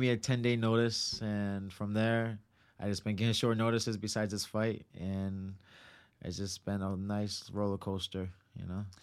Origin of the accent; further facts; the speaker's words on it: Providence, Rhode Island, United States; also born or lived in Cranston, Rhode Island; I am from Providence